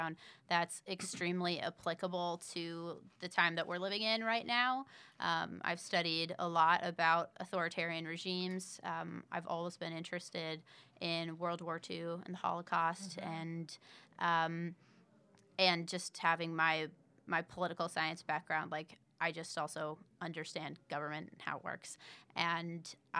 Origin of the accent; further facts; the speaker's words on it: Indiana, United States; I'm a writer, an mm-hmm. actress, filmmaker, mm-hmm. and I'm from Indiana